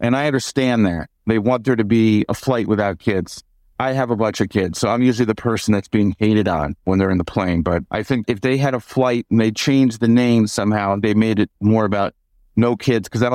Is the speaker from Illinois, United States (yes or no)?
yes; Chicago, Illinois, United States; I grew up in Chicago